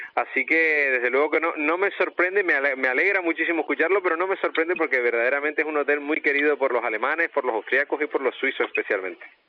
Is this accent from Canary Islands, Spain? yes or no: yes; Canary Islands, Spain; como canarios